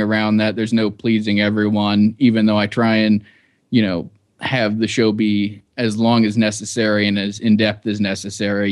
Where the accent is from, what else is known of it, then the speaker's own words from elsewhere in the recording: Cincinnati, Ohio, United States; moved away as an adult; also born or lived in New York / Iraq; I grew up in Cincinnati, Ohio, and, uh, lived there till I was eighteen.